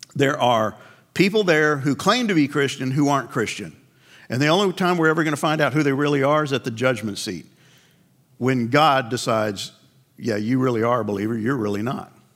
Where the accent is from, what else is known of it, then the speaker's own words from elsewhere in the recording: Northeast, United States; I grew up in the Northeast